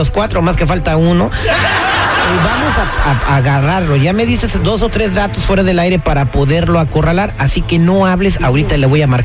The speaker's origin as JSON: {"language": "Spanish", "town": "Guadalajara", "region": "Jalisco", "country": "Mexico", "moved": "yes", "lives_now": "United States", "said": "Somos allá de Guadalajara."}